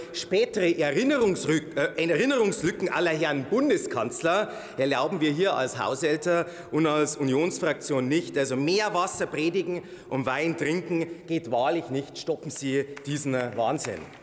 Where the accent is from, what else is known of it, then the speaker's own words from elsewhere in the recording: Landshut-Kelheim, Bavaria, Germany; In meiner Heimatregion Landshut-Kelheim